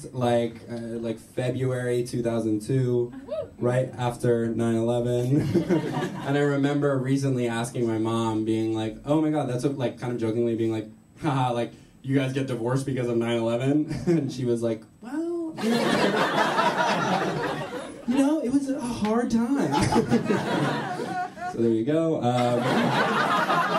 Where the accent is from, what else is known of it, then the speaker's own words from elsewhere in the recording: New York City, New York, United States; I'm from New York. I learned a lot about being from New York from my mom.